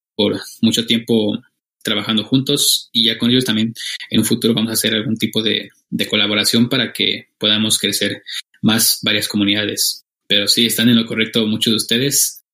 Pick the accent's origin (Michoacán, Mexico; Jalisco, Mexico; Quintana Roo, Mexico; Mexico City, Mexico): Michoacán, Mexico; now in Oaxaca, Mexico; yo soy de, soy mexicano, vivo en el estado de Oaxaca la mayor parte del año, pero soy michoacano